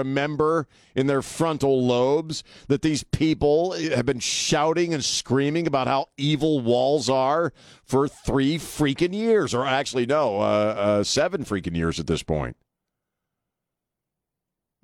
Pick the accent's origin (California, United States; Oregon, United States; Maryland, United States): Maryland, United States; Annapolis; now in San Antonio, United States; I grew up in that area. I grew up just outside of Annapolis